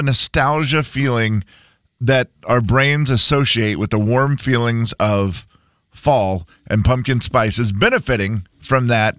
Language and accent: English; Harrington, Washington, United States; Growing up in Harrington, everybody burnt their leaves.